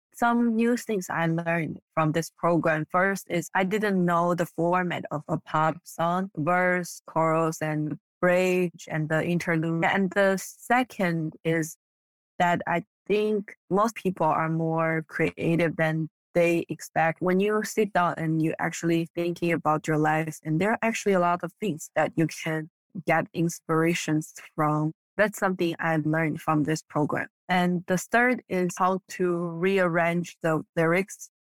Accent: China; first language Mandarin; English is a second language; moved away; I was born and raised in China, and I speak Mandarin growing up

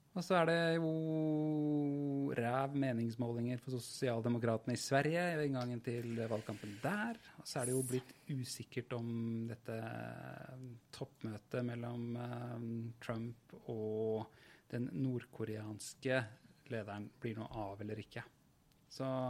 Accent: Oslo, Norway; jeg er jo fra Furuset i Groruddalen

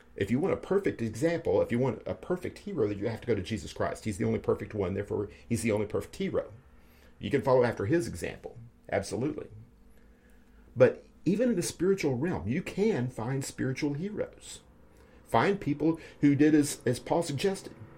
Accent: United States; as American as I am

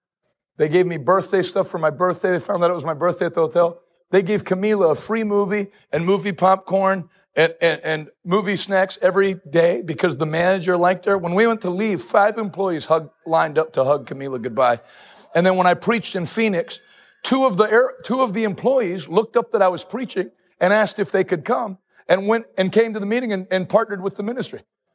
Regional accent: Ghana; moved away as an adult; now in United States; As an immigrant. Where is Scranton? I'm from Ghana.

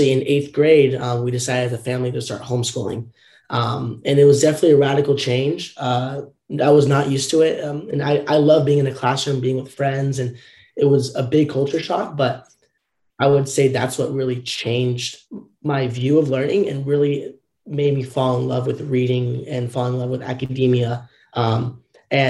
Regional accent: Southern Orange County, California, United States; growing up in Southern Orange County, California

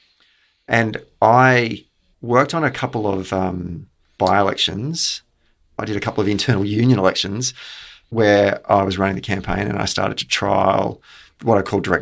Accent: Australia; we're from Australia

